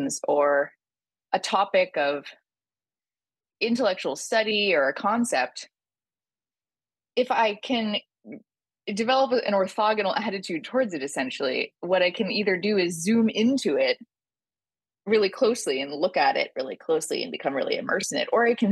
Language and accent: English; San Francisco Bay Area, California, United States; moved away as an adult; also born or lived in Thailand / New York; I grew up in San Francisco Bay Area